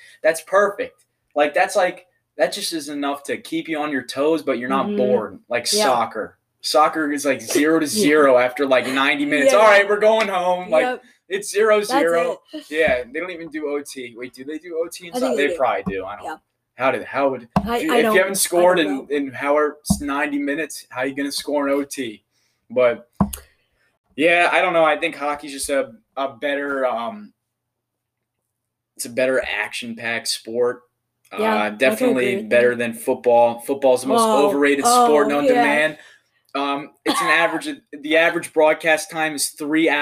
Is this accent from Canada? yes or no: no; United States; I'm an American boy in his 20s